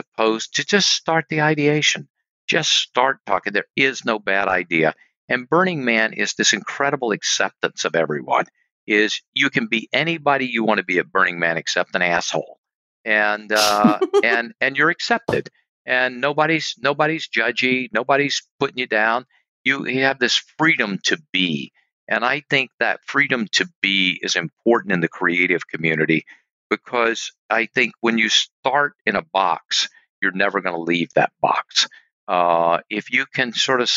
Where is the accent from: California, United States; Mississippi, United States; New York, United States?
Mississippi, United States; I'm from Mississippi. Preacher's son, not a college graduate.